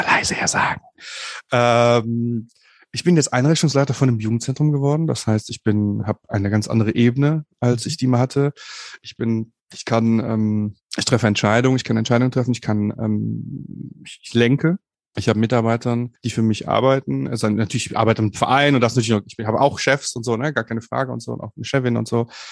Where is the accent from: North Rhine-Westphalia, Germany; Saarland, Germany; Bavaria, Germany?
North Rhine-Westphalia, Germany; Bonn; ich komme aus Bonn, aus Bonn Umgebung